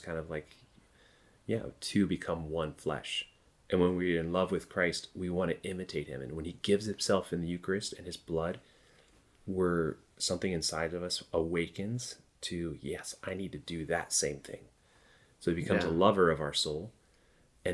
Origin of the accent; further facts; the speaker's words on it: Georgia, United States; I'm from the Bible Belt in Georgia